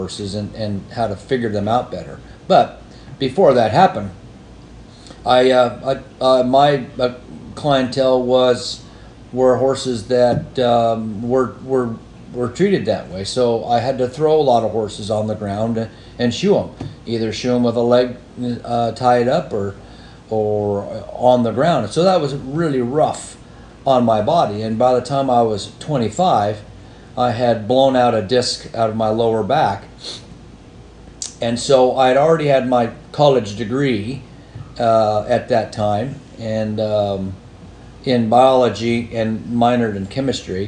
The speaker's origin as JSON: {"language": "English", "town": "Denver", "region": "Colorado", "country": "United States", "tie": "born or raised there", "also_born_or_lived": "Montana / Southern California", "moved": "as an adult", "lives_now": "Kentucky, United States", "said": "I was born there in Denver in 57 and graduated high school there"}